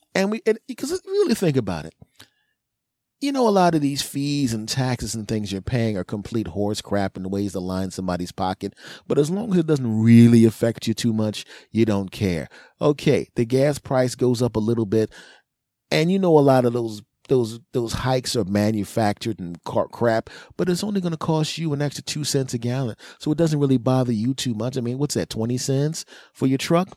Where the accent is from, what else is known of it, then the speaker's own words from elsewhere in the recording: Philadelphia, Pennsylvania, United States; I'm from Philly